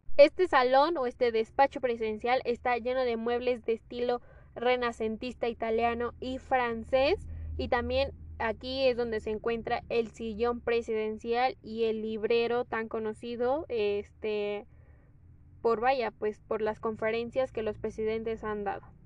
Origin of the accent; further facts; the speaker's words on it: Mexico; soy orgullosamente mexicana